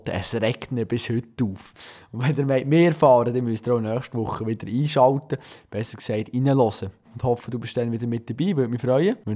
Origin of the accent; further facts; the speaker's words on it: Bern, Switzerland; man als Berner